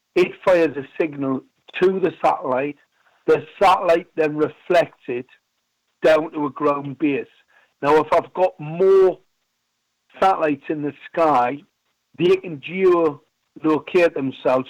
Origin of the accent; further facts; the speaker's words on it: Gateshead, North East England, United Kingdom; I was born in a place called Ben Sham